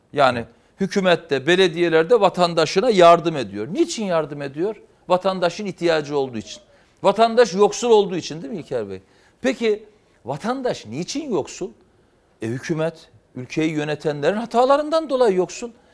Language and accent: Turkish; Trabzon, Turkey; born or raised there; now in Istanbul, Turkey